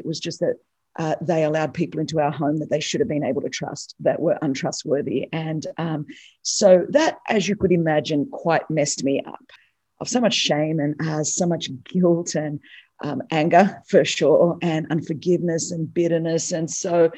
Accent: Sydney, New South Wales, Australia; first language Greek; English is a second language; I was born in Sydney, Australia. So I'm the daughter of Greek immigrants. So Greek is my first language.

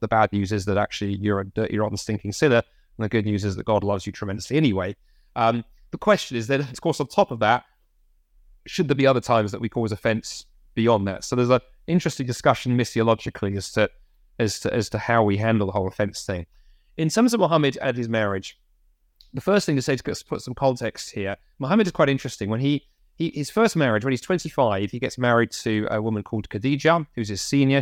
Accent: United Kingdom; as British Christians

